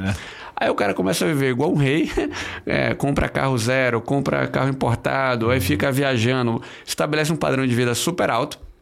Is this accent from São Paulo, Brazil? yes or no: no; Bahia, Brazil; Eu sou baiano, eu me formei na Bahia